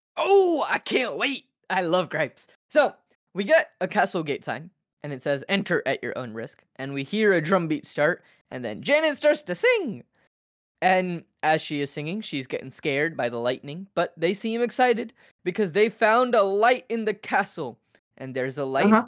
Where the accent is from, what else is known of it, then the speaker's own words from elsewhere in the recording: United States; I 100% grew up in America